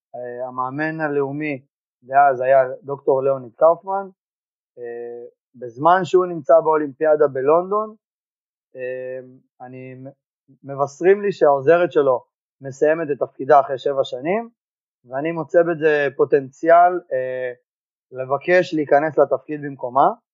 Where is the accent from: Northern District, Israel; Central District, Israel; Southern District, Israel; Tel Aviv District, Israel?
Central District, Israel; Givat HaShlosha; בקיבוץ גבעת השלושה. תוך כדי במקביל התחלתי לעבוד בחוגי שחייה בקיבוץ. אה, היה שלוחה של האגודה של בית ברל אצלנו בקיבוץ